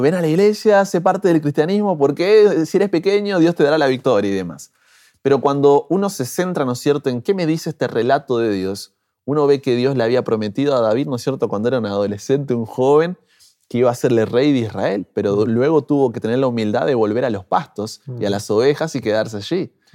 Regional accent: Buenos Aires, Argentina; moved away as an adult; now in Brazil; Soy nacido en Argentina, Buenos Aires, ¿no es cierto? Allí de la capital.

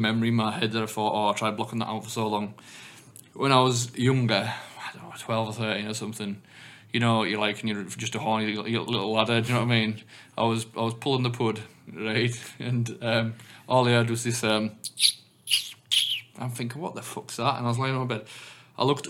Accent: England, United Kingdom; I've come from England

